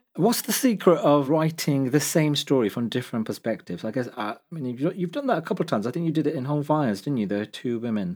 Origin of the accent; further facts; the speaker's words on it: Midlands, United Kingdom; I'm a journalist and author originally from the Midlands